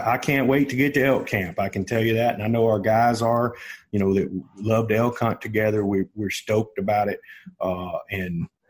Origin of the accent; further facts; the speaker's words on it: Texas, United States; I want to talk about my home state of Texas.